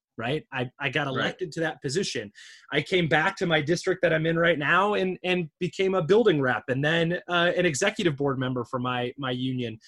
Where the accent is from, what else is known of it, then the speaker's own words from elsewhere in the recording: Michigan, United States; I'm from Michigan. My dad was a UAW member.